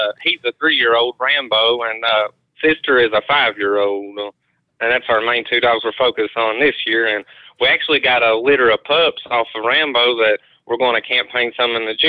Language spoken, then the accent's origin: English; Corbin, Kentucky, United States; I'm 22 years old, and I'm from Corbin, Kentucky.